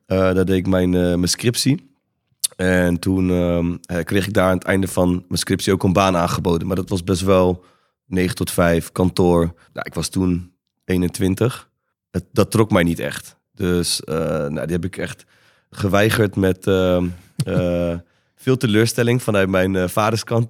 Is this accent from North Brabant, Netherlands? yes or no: yes; 's-Hertogenbosch, North Brabant, Netherlands; moved away; also born or lived in Breda / Amsterdam; Ben opgegroeid in eh, Den Bosch